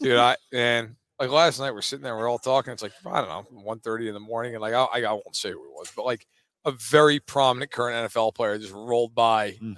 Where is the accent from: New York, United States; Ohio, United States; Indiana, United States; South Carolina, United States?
New York, United States; I am from New York